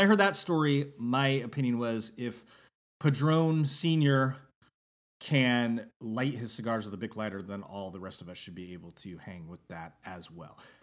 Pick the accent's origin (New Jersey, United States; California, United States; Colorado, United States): California, United States; Northern; when I was growing up in Northern California